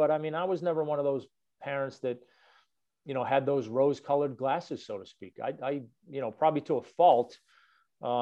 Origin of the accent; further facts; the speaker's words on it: Boston, Massachusetts, United States; now in Atlanta, United States; I grew up in Boston